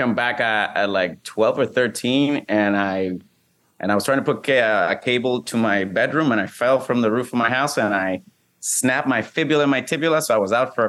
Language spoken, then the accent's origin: English; Puerto Rico; I'm from Puerto Rico, born and raised